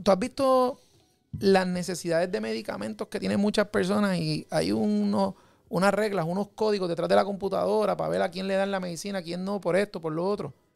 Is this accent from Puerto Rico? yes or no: yes; Puerto Rico; como puertorriqueños